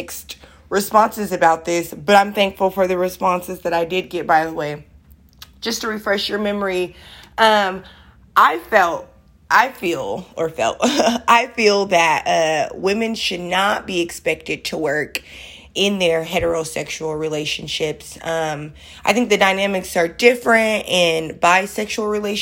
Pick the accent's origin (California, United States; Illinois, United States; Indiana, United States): California, United States; Oakland; I'm from the East Oakland